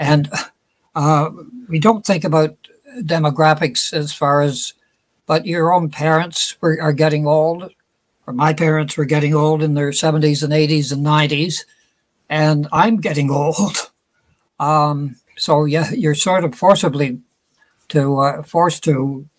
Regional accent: Smiths Falls, Ontario, Canada; my hometown, which is Smith Falls, Ontario

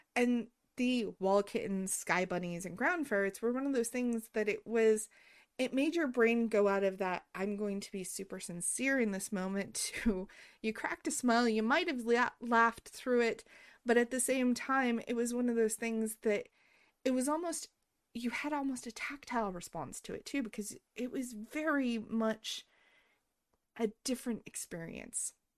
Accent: United States; growing up in America

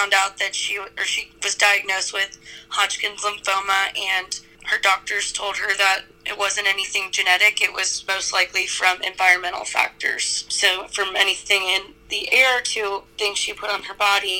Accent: Greensboro, North Carolina, United States; I grew up in Greensboro, North Carolina.

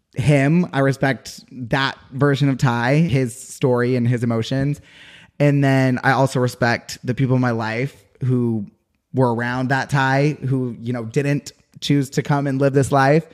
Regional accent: Utah, United States; moved away; I'm from Utah.

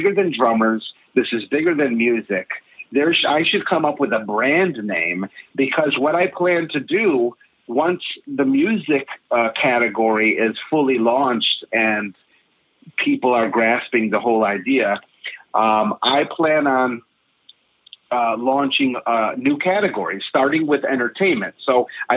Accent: New York, United States; I'm a New Yorker.

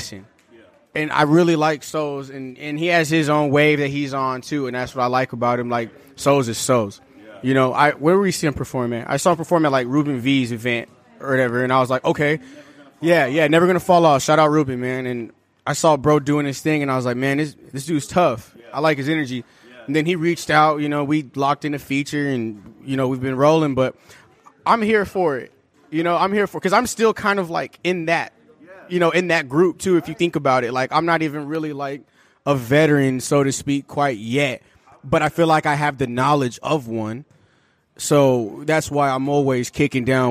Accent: Tucson, Arizona, United States; we're from Tucson, Arizona

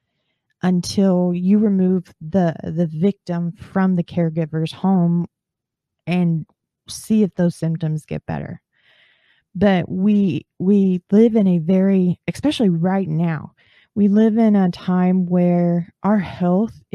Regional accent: northern Texas, United States; I'm from northern Texas and not down in the bayou

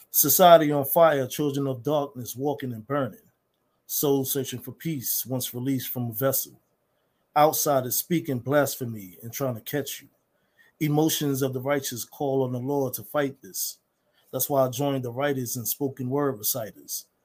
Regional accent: Harlem, New York, United States; I recently live in uh, South Jersey. I'm originally from Harlem, New York.

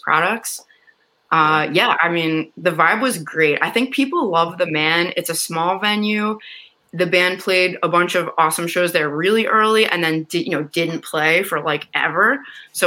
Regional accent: Philadelphia, Pennsylvania, United States; I'm from Philly

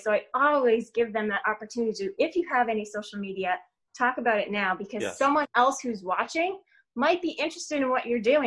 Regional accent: Ontario, Canada; moved away as an adult; now in Michigan, United States; I was born and raised in Ontario, Canada

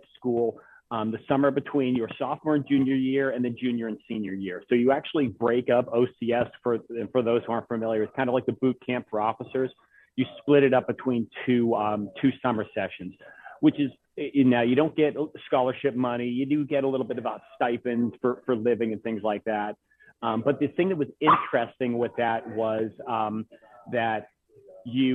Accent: Boston, Massachusetts, United States; moved away as an adult; also born or lived in New York City; I had kind of the quintessential Irish Catholic upbringing in Boston.

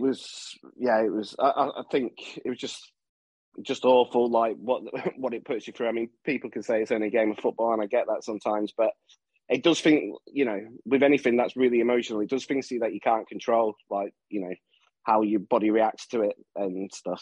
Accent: southern England, United Kingdom; moved away as an adult; when I grew up down south, I used to go to all the all, all the games that were down south, all the London games, Southampton, places like that. And then when I moved back when I was 18

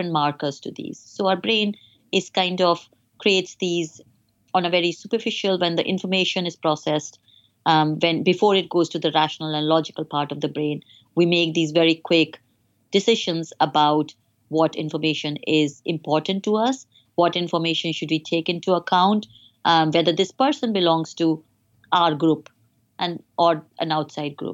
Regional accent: India; moved away as an adult; now in United Kingdom; my personal experience as a woman growing up in India

